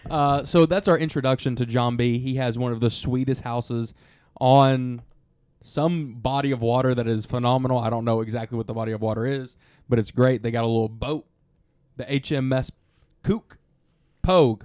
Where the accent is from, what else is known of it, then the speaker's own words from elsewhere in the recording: Alabama, United States; we're from Alabama